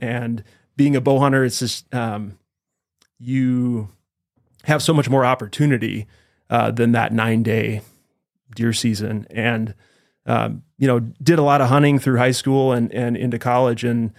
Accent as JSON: {"language": "English", "region": "Wisconsin", "country": "United States", "tie": "born or raised there", "moved": "as an adult", "lives_now": "Idaho, United States", "said": "I'm actually from Wisconsin."}